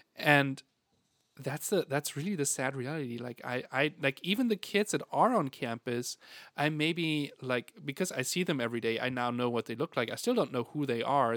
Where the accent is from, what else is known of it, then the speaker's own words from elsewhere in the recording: Germany; moved away; I'm from Germany.